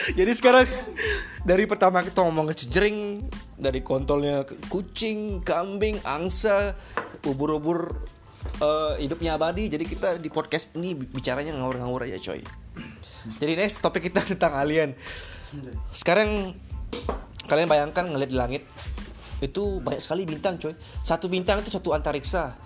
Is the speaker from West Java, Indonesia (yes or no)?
no; Lombok, West Nusa Tenggara, Indonesia; kita ini orang Lombok ya biar kalian tahu Kita tinggal di Mataram